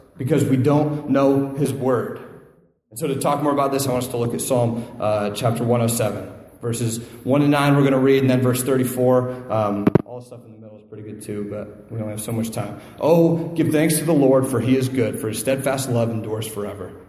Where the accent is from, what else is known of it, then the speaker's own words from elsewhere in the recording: Northeast Ohio, United States; moved away; I'm from Northeast Ohio